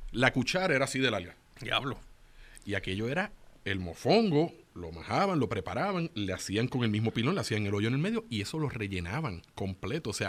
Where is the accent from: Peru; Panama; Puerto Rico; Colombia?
Puerto Rico; yo soy puertorriqueña